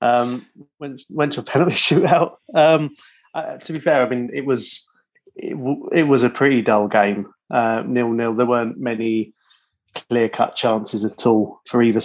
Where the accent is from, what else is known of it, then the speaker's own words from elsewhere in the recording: England, United Kingdom; being English